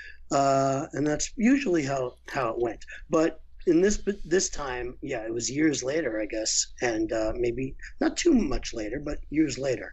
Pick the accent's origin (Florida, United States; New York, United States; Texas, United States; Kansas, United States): New York, United States; New York City; I'm from Brooklyn